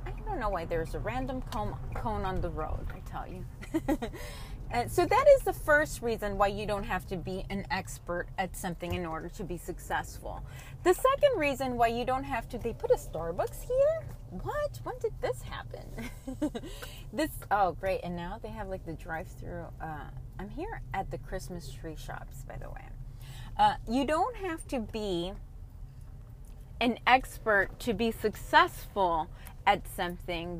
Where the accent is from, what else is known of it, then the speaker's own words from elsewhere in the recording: Colombia; I am from Colombia